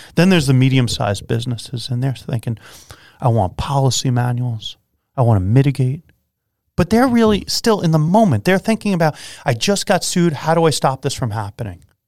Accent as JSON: {"language": "English", "area": "Long Island", "region": "New York", "country": "United States", "said": "I come from Long Island"}